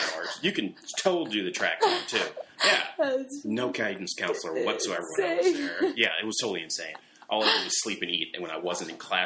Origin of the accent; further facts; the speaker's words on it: Cleveland, Ohio, United States; Growing up in Cleveland, Catholic grade school